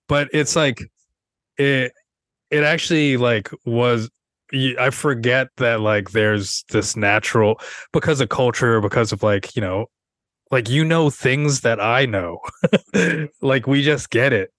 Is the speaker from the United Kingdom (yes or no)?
no; Seattle, Washington, United States; now in New York, United States; I'm from Seattle, where there's a lot of white people